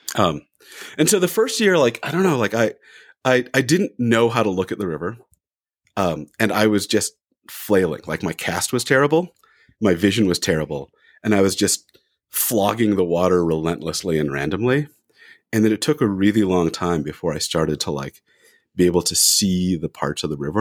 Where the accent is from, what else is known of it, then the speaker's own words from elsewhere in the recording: California, United States; moved away as an adult; also born or lived in Orem, Utah; now in Salt Lake City, United States; I'm from California